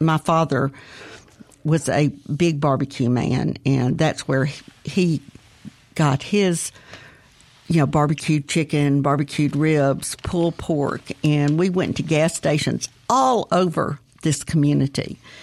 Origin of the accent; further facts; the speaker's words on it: Jackson, Mississippi, United States; now in Edwards, United States; I grew up in Northeast Jackson near the Hickory Pit